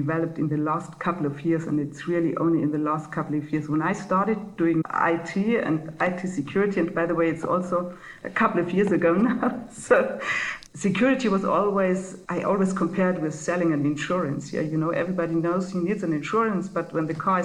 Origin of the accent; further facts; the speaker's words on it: Munich, Bavaria, Germany; moved away as an adult; now in Switzerland; I'm coming from Munich. So I was born and grew up in Bavaria